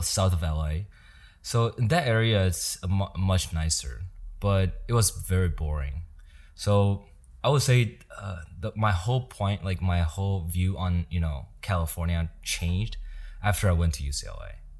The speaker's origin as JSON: {"language": "English", "region": "Yilan County", "country": "Taiwan", "tie": "born or raised there", "moved": "as an adult", "lives_now": "United States", "said": "I was born and raised in Taiwan until I was nineteen years old"}